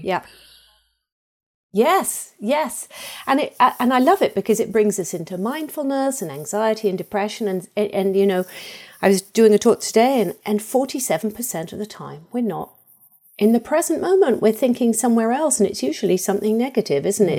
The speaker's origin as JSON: {"language": "English", "region": "England", "country": "United Kingdom", "tie": "born or raised there", "moved": "yes", "said": "I was brought up in England"}